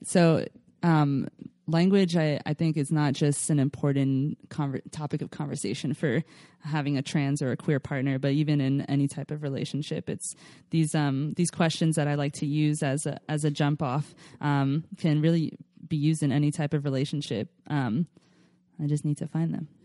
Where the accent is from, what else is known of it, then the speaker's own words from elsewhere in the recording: Philadelphia, Pennsylvania, United States; now in California, United States; I grew up in Philadelphia, home of the cheesesteaks